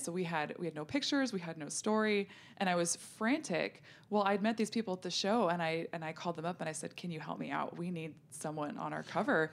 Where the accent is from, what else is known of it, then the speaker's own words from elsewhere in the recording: North Dakota, United States; I grew up in North Dakota where we had a hot tub